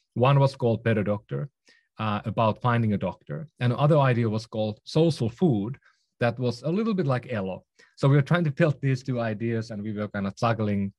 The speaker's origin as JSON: {"language": "English", "town": "Oulu", "region": "North Ostrobothnia", "country": "Finland", "tie": "born or raised there", "also_born_or_lived": "Helsinki / London", "moved": "yes", "lives_now": "San Francisco, United States", "said": "I'm from Finland. Um, was born in, uh, in northern Finland, um, in a small town called Oulu."}